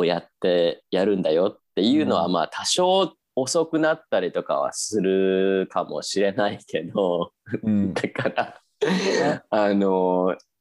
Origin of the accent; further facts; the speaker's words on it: Japan; 私が日本人